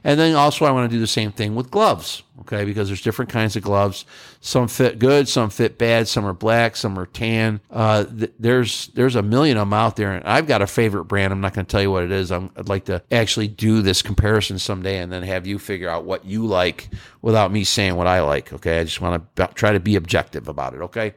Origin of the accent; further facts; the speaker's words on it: Northeast, United States; I'm from the Northeast